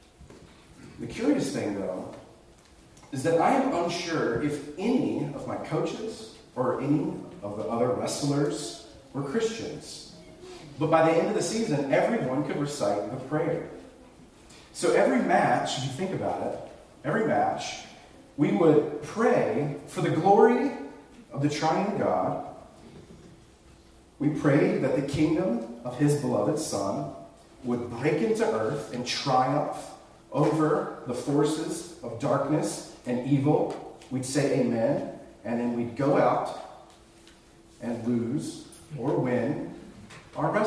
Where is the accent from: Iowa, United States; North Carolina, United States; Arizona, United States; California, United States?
North Carolina, United States; rural; I grew up in the Bible Belt, rural North Carolina